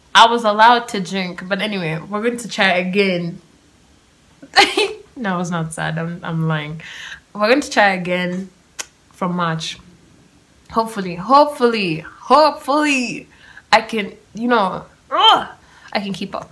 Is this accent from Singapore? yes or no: no; Kenya; being Kenyan